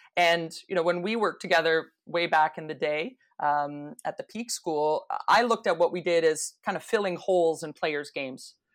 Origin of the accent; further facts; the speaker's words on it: Toronto, Ontario, Canada; growing up in Toronto